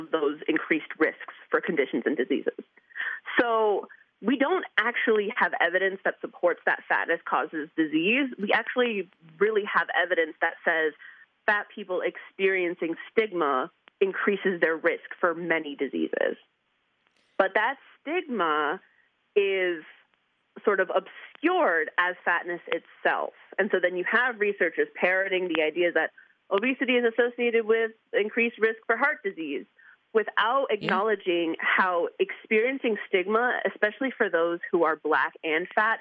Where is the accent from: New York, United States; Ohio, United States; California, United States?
New York, United States; I'm from New York